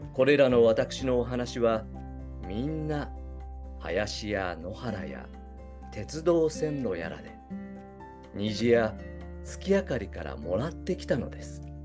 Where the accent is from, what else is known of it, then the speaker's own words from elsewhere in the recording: Kyushu, Japan; 僕ら九州生まれの九州育ち